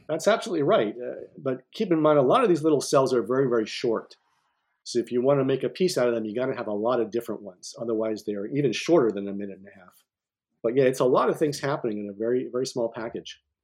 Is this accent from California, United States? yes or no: no; Cortland, New York, United States; also born or lived in Ithaca, New York; I grew up in Cortland, New York